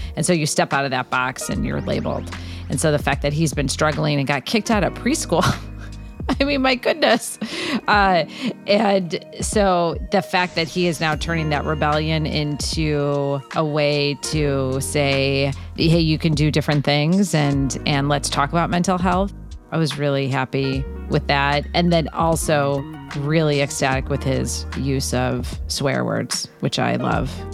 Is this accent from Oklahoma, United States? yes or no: no; Chicago, Illinois, United States; now in Southern California, United States; I'm from Chicago